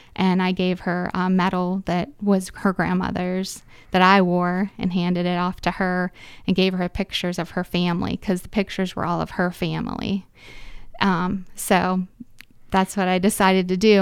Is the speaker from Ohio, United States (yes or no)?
no; Reynoldsville, Pennsylvania, United States; I'm from Reynoldsville